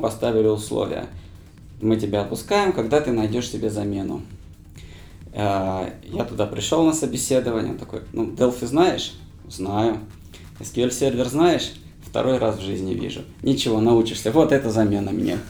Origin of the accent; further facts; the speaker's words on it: Krasnodar, Krasnodar Krai, Russia; moved away as an adult; also born or lived in Tashkent / Saint Petersburg; now in Moscow, Russia; большая часть моей жизни прошла в Краснодаре. Я там закончил школу, поступил, закончил университет